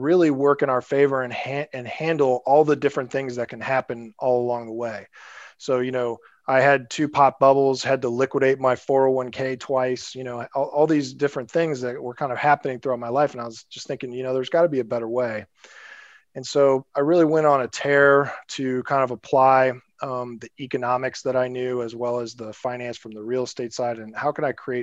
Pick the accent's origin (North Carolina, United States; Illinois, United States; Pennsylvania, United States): Illinois, United States; Springfield; moved away as an adult; also born or lived in San Francisco; I'm actually from Springfield, Illinois, kind of a smaller town in Illinois. I grew up there, went to college there